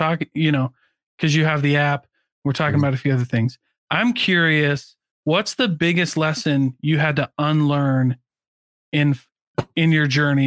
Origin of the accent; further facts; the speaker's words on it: Midwest, United States; I grew up in the Midwest